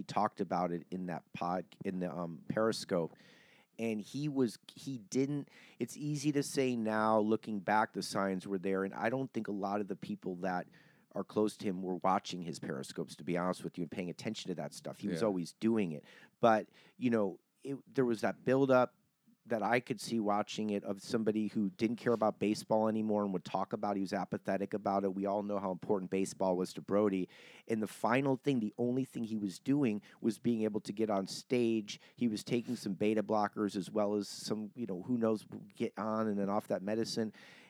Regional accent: Cleveland, Ohio, United States; I'm from Cleveland. I mean, yeah, Midwest. That's considered Ohio's Midwest.

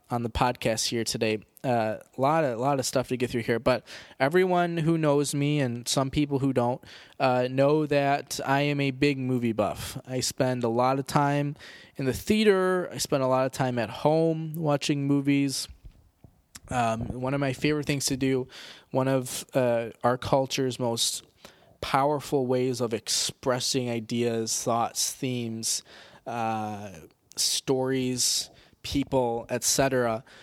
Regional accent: United States; 'cause we're American

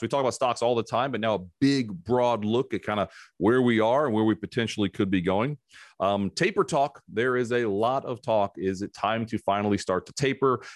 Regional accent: South Carolina, United States; in my home state, of South Carolina

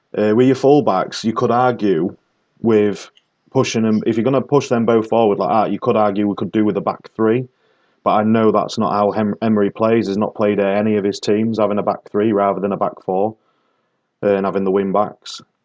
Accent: the North of England, United Kingdom; accent: Northern; It's my Northern accent.

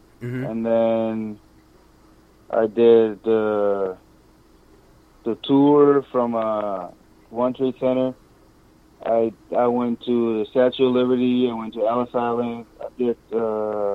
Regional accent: Curaçao; now in New York, United States; when I was little growing up in Curacao

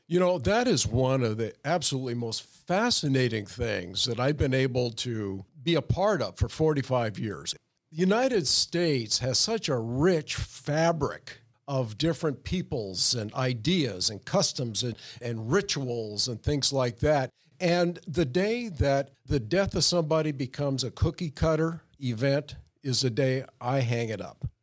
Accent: Oshawa, Ontario, Canada; now in Sacramento, United States; I was born in Oshawa, Ontario, Canada

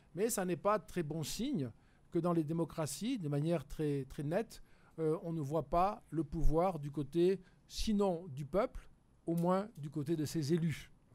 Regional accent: France; je suis français

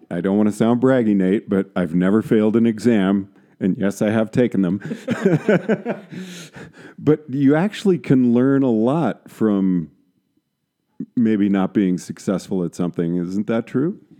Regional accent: San Antonio, Texas, United States; moved away; I grew up in San Antonio, Texas

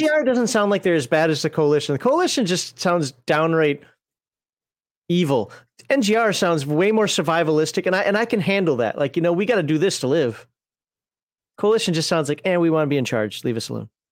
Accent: United States; I'm American and we pronounce her J's

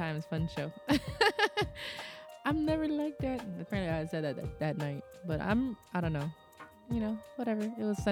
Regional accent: the Northwest, Pacific Northwest, United States; I grew up mostly in the Northwest

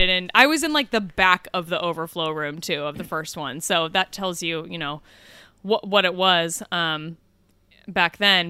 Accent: Kansas City, United States; moved away; I grew up in Kansas City

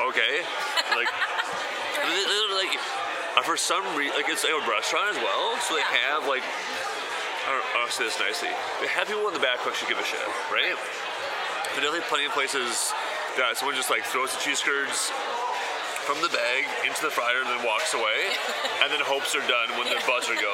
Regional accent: Wisconsin, United States; I'm from Wisconsin

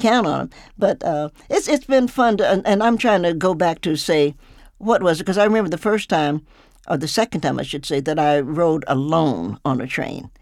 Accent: the South, United States; I'm old, so I grew up in the South with guns and things of that nature

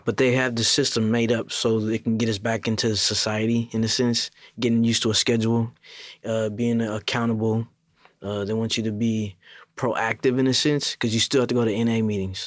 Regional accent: Seattle, Washington, United States; moved away as an adult; also born or lived in Federal Way, Washington / Kent, Washington; now in Tacoma, United States; from Seattle, Federal Way, and then Kent

